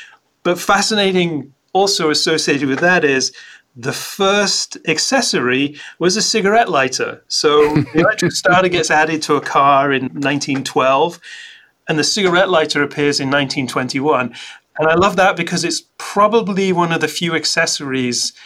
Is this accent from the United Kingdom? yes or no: yes; Scotland, United Kingdom; I grew up in Scotland